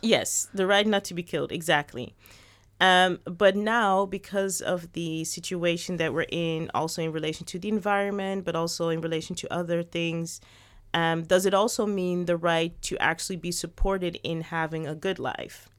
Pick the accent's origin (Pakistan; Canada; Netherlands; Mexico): Netherlands; also born or lived in Suriname; I was born in the Netherlands, but my parents are from Suriname